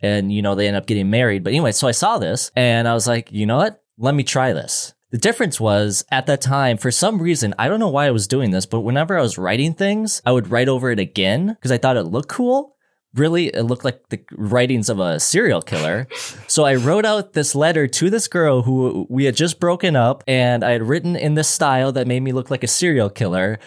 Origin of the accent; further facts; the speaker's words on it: Minnesota, United States; being from Minnesota